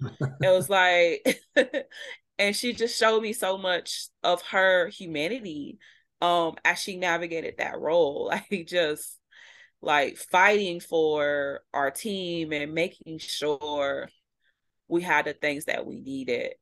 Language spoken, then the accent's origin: English; Midwest, United States; moved away as an adult; now in Vermont, United States; We're from the Midwest